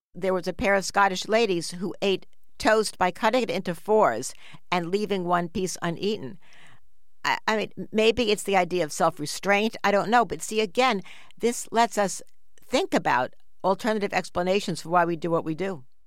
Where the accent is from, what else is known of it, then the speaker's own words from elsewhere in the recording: New York City, New York, United States; we grew up in New York City on the seventh floor of a big apartment building